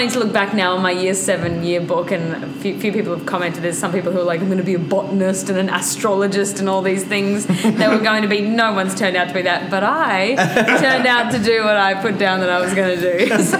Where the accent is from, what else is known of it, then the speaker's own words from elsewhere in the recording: Rockhampton, Queensland, Australia; I was born and bred in Rockhampton in central Queensland, so another Queenslander.